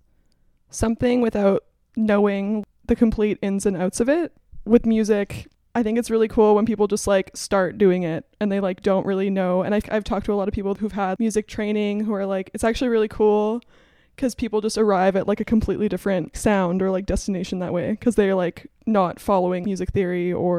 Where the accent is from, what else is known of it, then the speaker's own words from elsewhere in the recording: Alberta, Canada; moved away; also born or lived in St. John's, Newfoundland / Halifax, Nova Scotia; I'm originally from Alberta, but I'd like to think I'm an honorary Newfoundlander